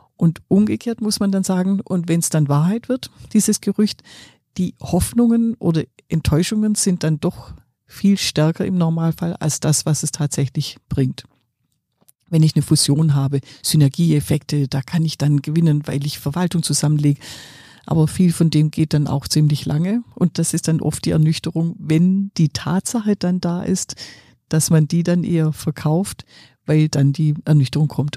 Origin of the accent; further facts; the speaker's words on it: Swabia, Germany; ich bin ja Schwäbin